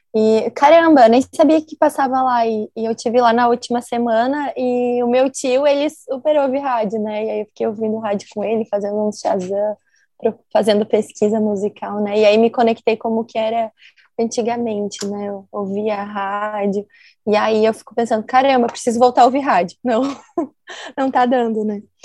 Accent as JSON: {"language": "Portuguese", "town": "Santa Maria", "region": "Rio Grande do Sul", "country": "Brazil", "tie": "born or raised there", "moved": "yes", "lives_now": "Porto Alegre, Brazil", "said": "Sou natural de Santa Maria, do Rio Grande do Sul"}